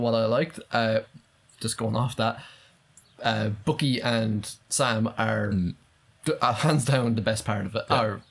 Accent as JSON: {"language": "English", "country": "Ireland", "said": "I know we're Irish"}